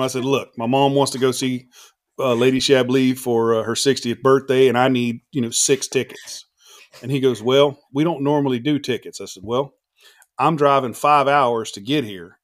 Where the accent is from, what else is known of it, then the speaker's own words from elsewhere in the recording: the South, United States; I'm a Southern boy